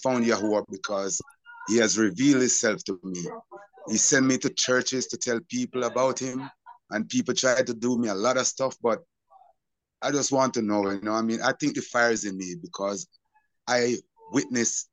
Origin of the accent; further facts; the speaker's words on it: Jamaica; I'm from Jamaica